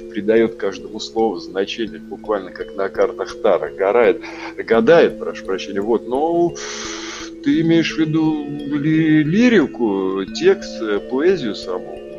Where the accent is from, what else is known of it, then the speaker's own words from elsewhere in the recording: Saint Petersburg, Russia; also born or lived in Kostroma / Germany / Moscow; Ну, смотри, я родился в Питере на Петра Лаврова напротив американского посольства. Потом, да, какое-то время родители военные. Я первые несколько классов был в Костроме, потом Питер, потом Германия, потом опять Питер, потом Москва.